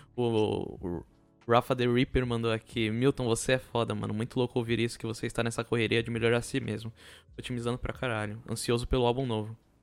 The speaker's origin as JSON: {"language": "Portuguese", "town": "São Vicente", "region": "São Paulo", "country": "Brazil", "said": "como morador de São Vicente"}